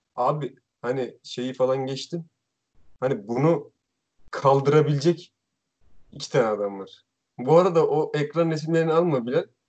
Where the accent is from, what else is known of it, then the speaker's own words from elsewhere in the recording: Araklı, Trabzon, Turkey; Gerçi ben de Araklıyım